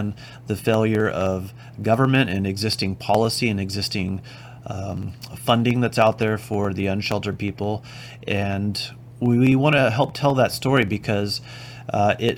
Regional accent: Oxnard, California, United States; I grew up in Oxnard, California, and that's where my office is

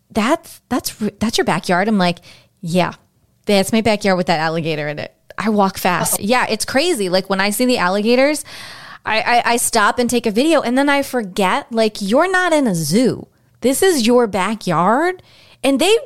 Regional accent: Cape Cod, Boston, Massachusetts, United States; also born or lived in the desert (likely Arizona); now in Florida, United States; I grew up on Cape Cod, up in Boston

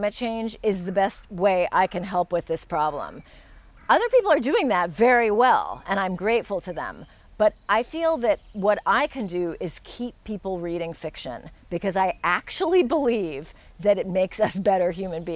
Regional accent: United States; being an American

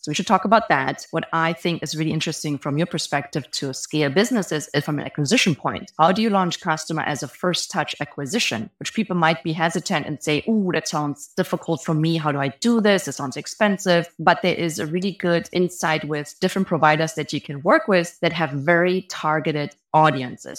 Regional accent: Germany; moved away as an adult; now in Bay Area, United States; If you hear an accent, I'm actually from Germany. I've been living in the Bay Area for almost fifteen years

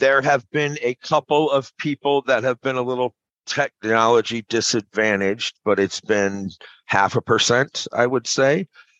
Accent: Arizona, United States; also born or lived in California / Maui / Colorado; now in St. Louis, United States; No, I was born in California, raised in Arizona, but I've kind of been all over, man. I've lived everywhere from Maui to Colorado to California to now St. Louis.

